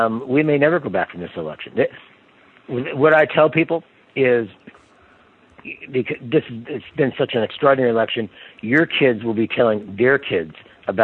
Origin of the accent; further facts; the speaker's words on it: Kansas City, United States; now in Alexandria, United States; I grew up in Kansas City, so I still consider myself a Kansan at root.